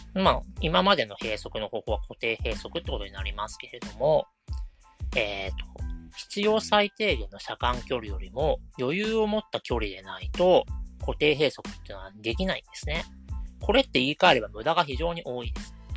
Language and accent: Japanese; Kanagawa, Japan; 私は神奈川県の湘南の出身